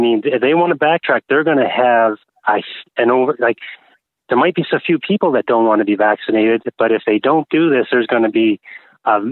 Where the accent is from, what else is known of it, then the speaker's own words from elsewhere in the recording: Carleton Place, Ontario, Canada; I'm from Carleton Place